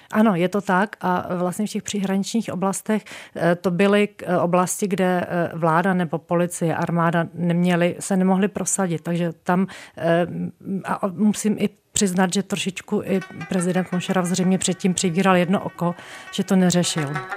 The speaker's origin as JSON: {"language": "Czech", "country": "Czechia", "said": "z České republiky"}